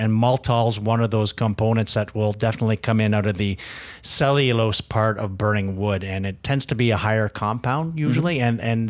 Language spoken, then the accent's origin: English; Canada; I think to tell that story as a Canadian is difficult because we're such a wide array of what we can do.